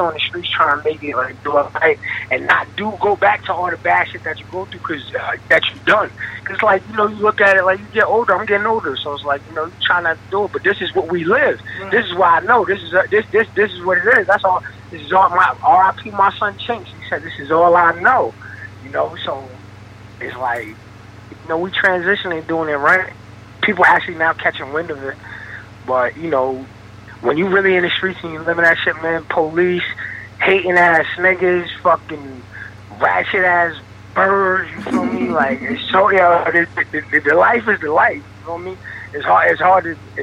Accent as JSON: {"language": "English", "area": "Dutchess County", "region": "New York", "country": "United States", "said": "I'm from Dutchess County, New York. It's kind of upstate"}